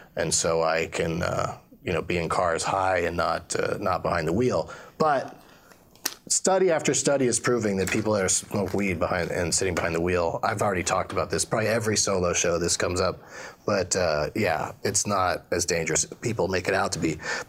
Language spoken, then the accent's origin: English; San Diego, California, United States; Well, I grew up in San Diego, and that, strangely, did not make me a pothead. I mean, California as a whole did